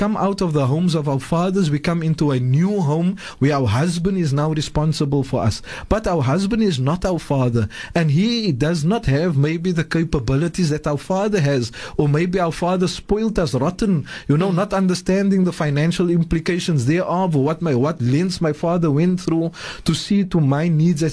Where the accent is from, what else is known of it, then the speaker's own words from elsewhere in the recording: South Africa; I am a South African, but first and foremost, I am a Muslim